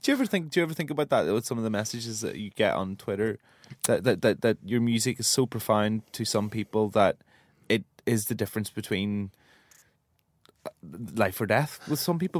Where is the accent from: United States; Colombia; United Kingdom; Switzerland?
United Kingdom; Northern Ireland; I'm from the north, but I'm from Ireland